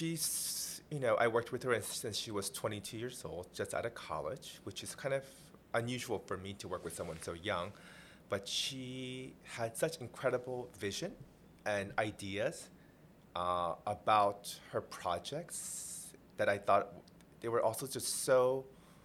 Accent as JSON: {"language": "English", "town": "Washington", "region": "District of Columbia", "country": "United States", "tie": "born or raised there", "also_born_or_lived": "Seoul, Korea", "moved": "yes", "lives_now": "New York, United States", "said": "We moved from Korea, we came to the Washington, D.C. area. And that's where I kind of grew up."}